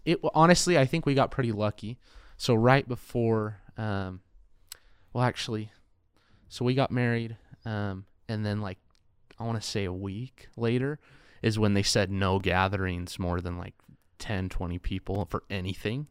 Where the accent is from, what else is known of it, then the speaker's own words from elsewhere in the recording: Payson, Utah, United States; also born or lived in Pocatello, Idaho / Price, Utah / California / Orem, Utah; I am from Payson.